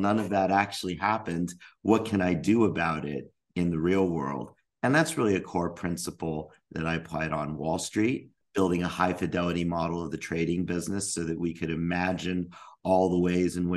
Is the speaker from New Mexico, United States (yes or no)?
yes; Albuquerque, New Mexico, United States; I grew up in Albuquerque, New Mexico